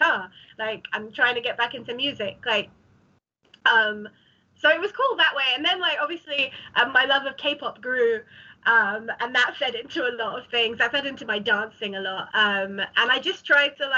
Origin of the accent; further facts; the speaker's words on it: Ilford, London, United Kingdom; I didn't leave my hometown for like a year because like no one did really, did they? And so I just stayed in Ilford